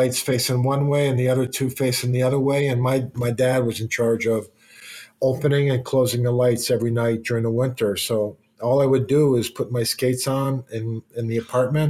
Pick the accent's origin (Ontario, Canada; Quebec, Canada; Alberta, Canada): Quebec, Canada; Montreal; moved away as an adult; also born or lived in Boston; it was great growing up in Montreal